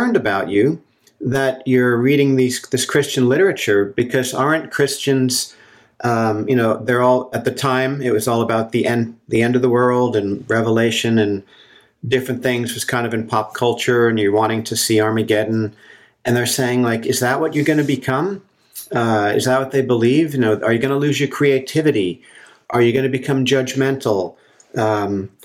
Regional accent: New Jersey, United States; moved away as an adult; also born or lived in Colorado; now in Santa Cruz, United States; I grew up in New Jersey, in a suburb of New York City, very close to New York City

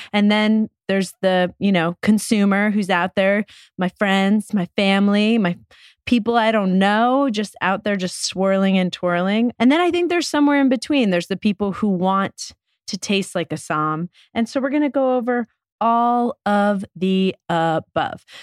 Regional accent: New York, United States; growing up in New York

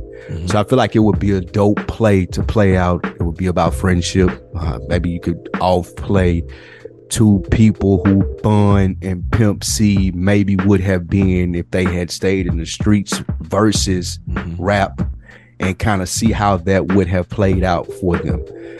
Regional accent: the South, United States; I'm from the South

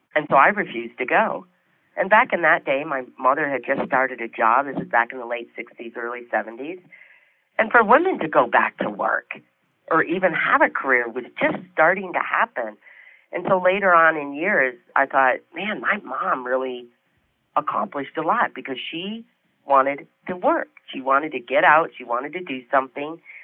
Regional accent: Detroit, Michigan, United States; moved away; I was from Michigan

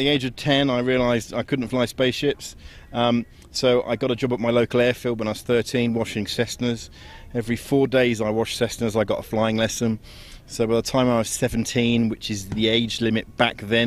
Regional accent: England, United Kingdom; as an Englishman

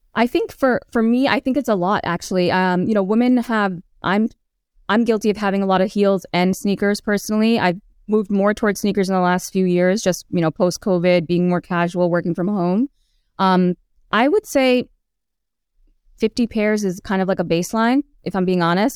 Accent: New York City, New York, United States; as a child growing up in Queens.

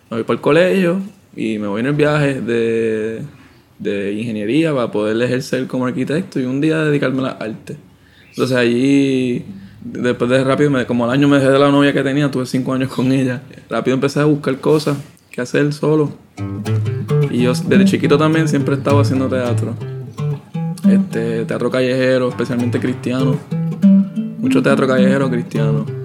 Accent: San Juan, Puerto Rico; Pasa que de chamaco estuve en, en la Central, en una escuela en Santurce, que es de artes visuales.

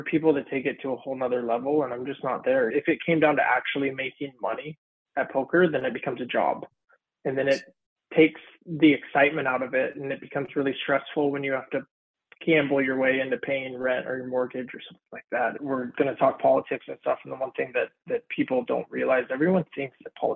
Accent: Santa Clarita, California, United States; also born or lived in San Fernando Valley / Sherman Oaks / Woodland Hills; I was born and raised in Santa Clarita since I was a little kid

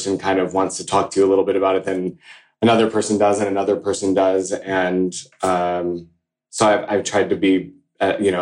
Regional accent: New York, United States; I'm from New York.

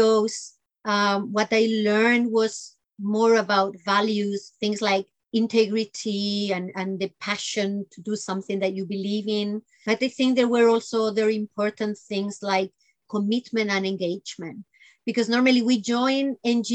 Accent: Spain; I grew up in Spain, and pretty much between the south and the north.

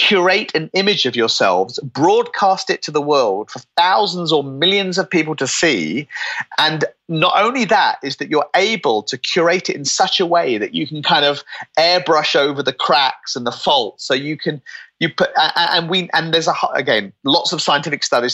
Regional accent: United Kingdom; I'm British

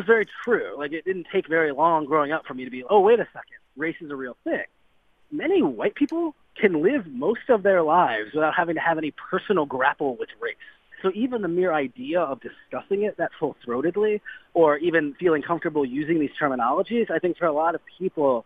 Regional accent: Cleveland, Ohio, United States; I'm from Cleveland

